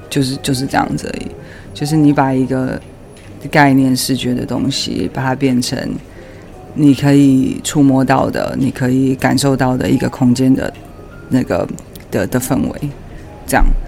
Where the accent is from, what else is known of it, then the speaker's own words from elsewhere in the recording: Taiwan; moved away as an adult; now in United Kingdom; 我在怎么样在台湾长大的，我的所有的朋友、家人也还是都在台湾嘛